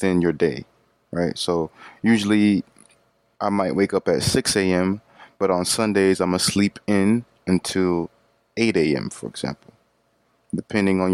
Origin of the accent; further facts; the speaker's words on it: Florida, United States; growing up in Florida